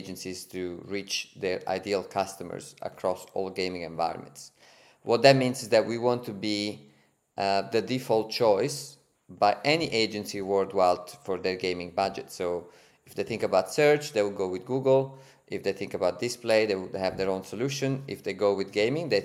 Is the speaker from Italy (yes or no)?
yes; Italy; accent: Italian; English is a second language; moved away as an adult; also born or lived in Berlin, Germany; now in Sydney, Australia; as you can hear from my accent and from my name, I'm Italian